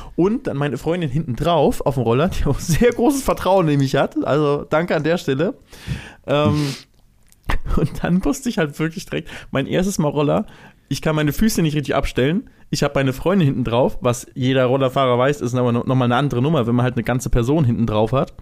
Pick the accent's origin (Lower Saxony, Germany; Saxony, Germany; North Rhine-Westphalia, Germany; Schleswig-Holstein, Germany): Schleswig-Holstein, Germany; Lübeck; moved away as an adult; now in Cologne, Germany; ich bin in Lübeck aufgewachsen. Nach dem Abi bin ich nach Köln gezogen